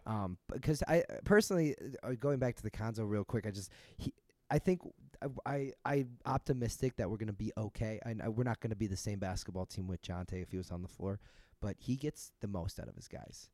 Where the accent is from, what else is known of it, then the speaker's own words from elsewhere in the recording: Chicago, Illinois, United States; moved away; growing up in Chicago